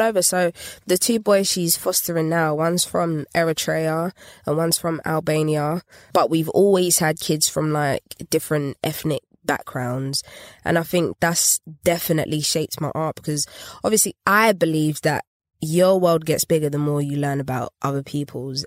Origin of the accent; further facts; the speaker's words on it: London, United Kingdom; North London, Highbury. Yeah, Essex Road to be exact